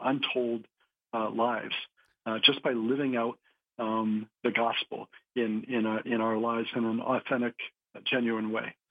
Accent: New Hampshire, United States; I grew up in New Hampshire, so uh, New England town, kind of small town

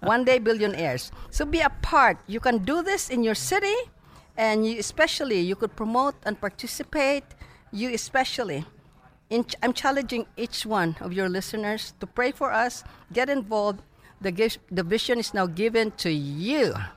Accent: Philippines; now in Dallas, United States; when I was growing up in the Philippines

